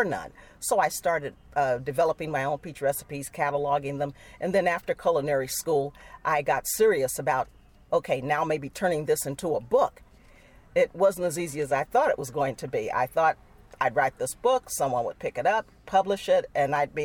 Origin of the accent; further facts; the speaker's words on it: Chicago, Illinois, United States; also born or lived in Charleston, Mississippi; I grew up in Chicago